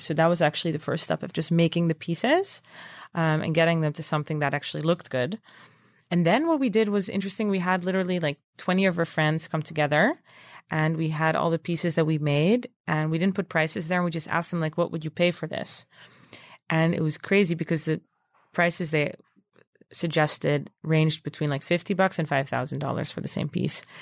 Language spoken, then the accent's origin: English; Netherlands; moved away as an adult; also born or lived in Princeton / New York; I'm originally from Holland